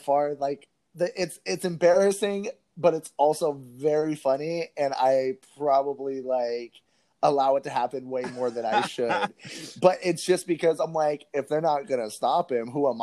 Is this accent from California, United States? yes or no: yes; California, United States; I'm a Californian person